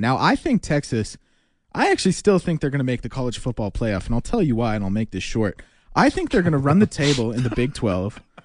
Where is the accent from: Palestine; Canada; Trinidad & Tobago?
Canada; Edmonton, Alberta; also born or lived in Calgary; We had been in Edmonton for about three years at that point, two or three years